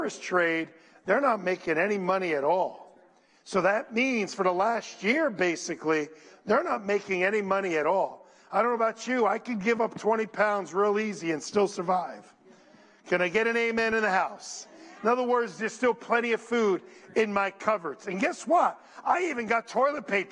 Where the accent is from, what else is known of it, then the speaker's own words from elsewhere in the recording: Paterson, New Jersey, United States; I was brought up in Patterson, and Patterson was beautiful at one time